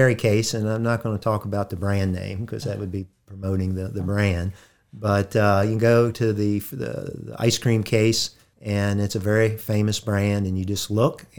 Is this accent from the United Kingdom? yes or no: no; Harrisonburg, Virginia, United States; born there; I was born in Harrisonburg